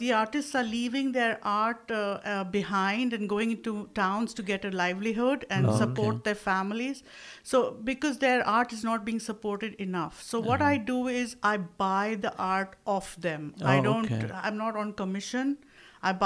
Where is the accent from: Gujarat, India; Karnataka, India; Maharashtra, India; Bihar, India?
Maharashtra, India; I am primarily from Maharashtra, so exposed a lot to Marathi. I'm born, brought up in that area